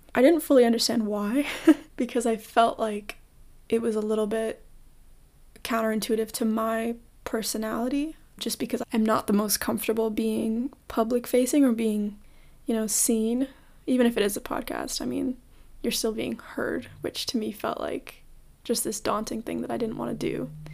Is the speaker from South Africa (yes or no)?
no; Toronto, Ontario, Canada; I was born and raised in Toronto